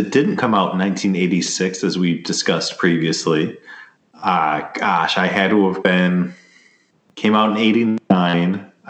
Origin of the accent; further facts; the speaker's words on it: Chicago, Illinois, United States; growing up in Chicago and the Chicago area